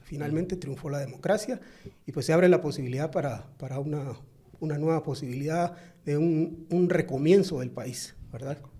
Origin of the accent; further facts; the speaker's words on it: Zacapa, Guatemala; los que somos de Zacapa